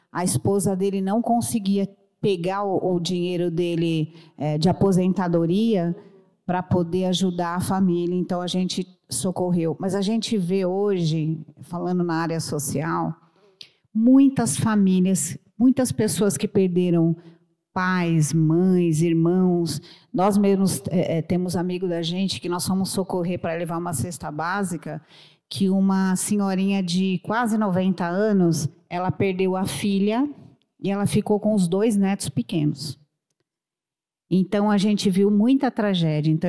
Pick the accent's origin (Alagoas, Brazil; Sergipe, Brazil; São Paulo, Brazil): São Paulo, Brazil; Santo André; Nós somos do grupo social do Cresce de Santo André, nós somos do ABC.